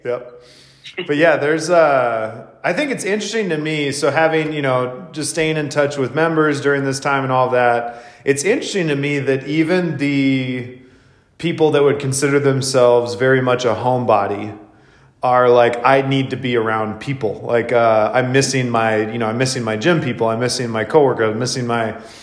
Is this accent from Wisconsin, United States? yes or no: yes; Wisconsin, United States; also born or lived in Seattle, Washington; now in Spokane, United States; I grew up in the Midwest where it was so much more common